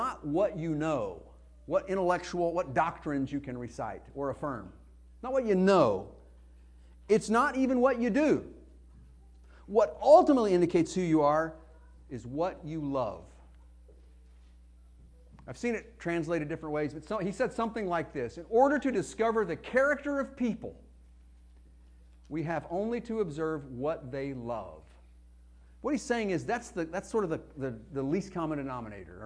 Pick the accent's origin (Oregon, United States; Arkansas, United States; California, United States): Arkansas, United States; accent: Arkansas; my Arkansas accent